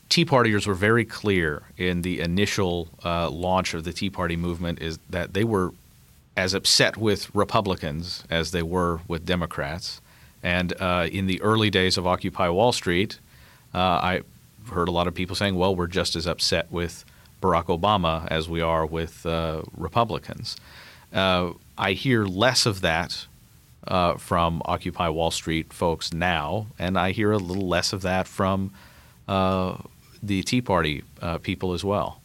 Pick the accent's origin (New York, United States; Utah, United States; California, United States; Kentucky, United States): Kentucky, United States; I'm from Kentucky